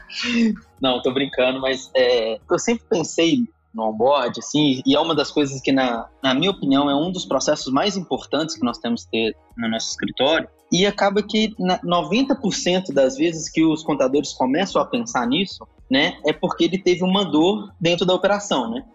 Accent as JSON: {"language": "Portuguese", "region": "Minas Gerais", "country": "Brazil", "said": "Sou aqui do estado de Minas Gerais"}